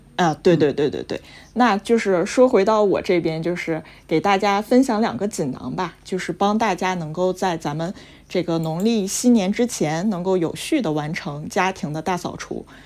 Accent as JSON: {"language": "Chinese", "town": "Harbin", "region": "Heilongjiang", "country": "China", "tie": "born or raised there", "said": "我是嗯。哈尔滨人"}